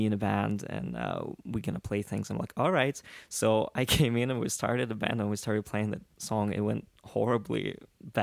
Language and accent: English; Russia; English is a second language; moved away as an adult; also born or lived in Soviet Union; now in New York, United States; I grew up in Russia